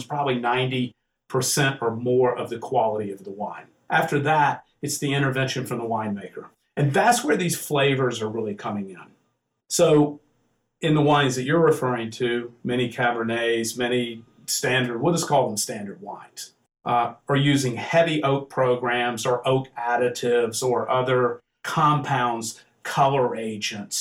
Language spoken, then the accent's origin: English; the South, United States; moved away; I'm from the South. You can probably tell I have a little accent